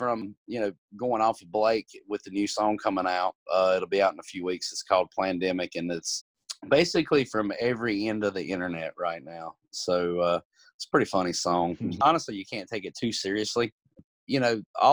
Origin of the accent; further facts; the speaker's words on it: Gastonia, North Carolina, United States; Gastonia is my hometown, basically born and raised